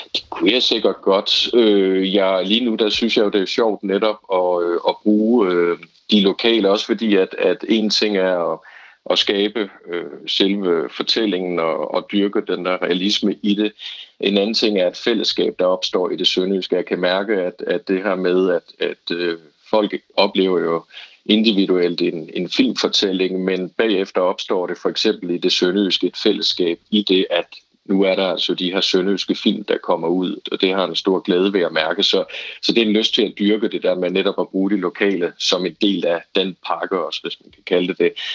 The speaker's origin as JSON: {"language": "Danish", "area": "Bro, Southern Jutland", "region": "Southern Denmark", "country": "Denmark", "tie": "born or raised there", "accent": "Southern Jutlandic", "moved": "as an adult", "lives_now": "Copenhagen, Denmark", "said": "jeg er selv fra Bro, og den form for sønderjysk"}